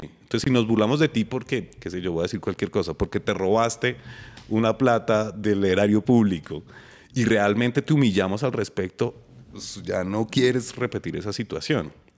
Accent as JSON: {"language": "Spanish", "region": "Bogotá", "country": "Colombia", "said": "Estuve en el Colegio de la Nacional, estudié mi pregrado y mi posgrado en la Nacional. y después trabajé en la Nacional"}